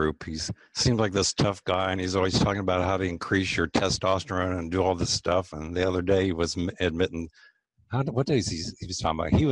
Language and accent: English; Lancaster, Ohio, United States; moved away as an adult; now in Columbus, United States; I actually grew up in Lancaster, Ohio, which is about an hour southeast of Columbus